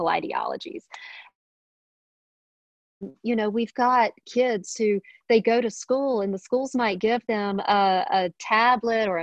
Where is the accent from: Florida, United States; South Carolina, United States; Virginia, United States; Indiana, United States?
South Carolina, United States; Lancaster; I'm from Lancaster. I grew up here, and both my parents did, and all my grandparents